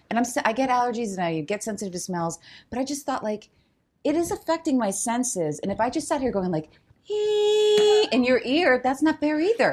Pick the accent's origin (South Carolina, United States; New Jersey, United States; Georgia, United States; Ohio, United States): New Jersey, United States; also born or lived in Chicago; now in Los Angeles, United States; we grew up in New Jersey